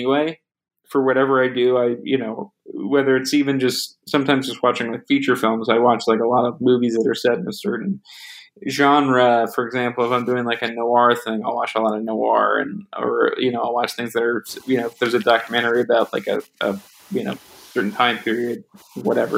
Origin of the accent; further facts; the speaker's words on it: New Jersey, United States; I grew up in New Jersey, and I'm in New Jersey right now